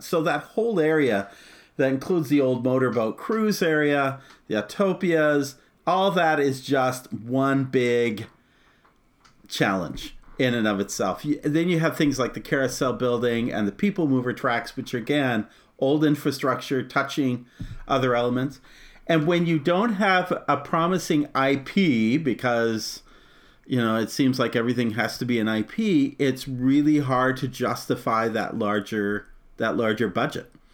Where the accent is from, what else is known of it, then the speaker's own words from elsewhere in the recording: Arizona, United States; I grew up in Arizona, so Disneyland was the park we go to as a kid